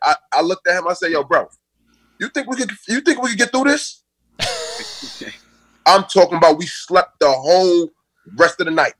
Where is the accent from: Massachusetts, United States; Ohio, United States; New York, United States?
New York, United States; New York City; And I'm from Brooklyn.